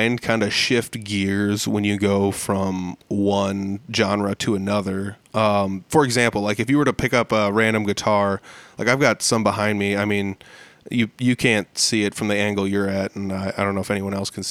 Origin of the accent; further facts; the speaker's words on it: Humboldt, Iowa, United States; I grew up in Humboldt and there were a lot of people here who played music